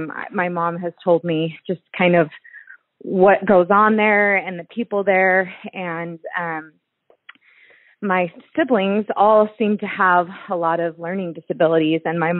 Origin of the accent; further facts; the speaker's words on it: Nevada, United States; And my mom, so we grew up in Nevada, which, so we knew all about kind of the nuclear testing.